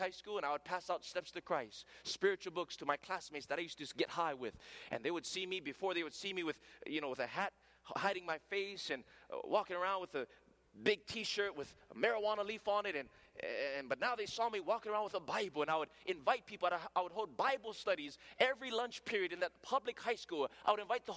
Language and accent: English; Hawaii, United States; accent: pidgin; first language Hawaiian Pidgin; English is a second language; You know, in Hawaii, we speak a different language there. And to be honest, English is my second language. My first language is broken English. That's what we speak in Hawaii. It's called pidgin.